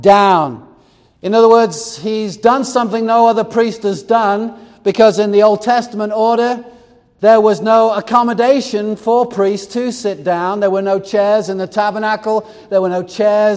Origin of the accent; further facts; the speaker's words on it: United States; we're American